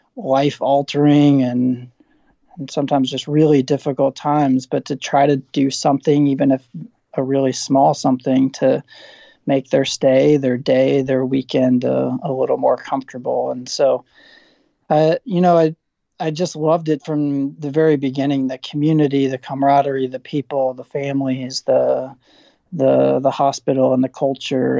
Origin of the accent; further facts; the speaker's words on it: Southern Indiana, United States; moved away as an adult; also born or lived in St. Louis / Duke University, North Carolina; now in Indiana, United States; I grew up in Southern Indiana. I'm a Hoosier by heart.